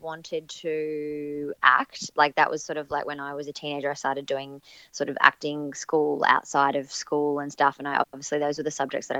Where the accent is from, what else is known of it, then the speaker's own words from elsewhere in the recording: Coolum Beach, Queensland, Australia; I'm actually from the Sunshine Coast originally. Like, Sunshine Coast is where I grew up